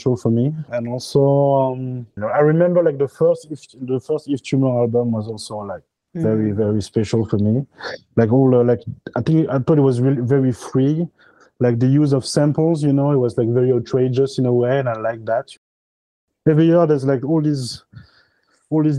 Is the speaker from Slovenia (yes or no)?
no; Honduras; now in Paris, France; I'm originally from Honduras. I was born there like in the mid 80s.